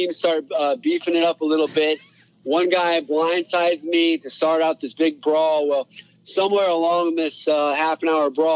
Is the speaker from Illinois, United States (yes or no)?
no; Alaska, United States; I'm born and raised in Alaska.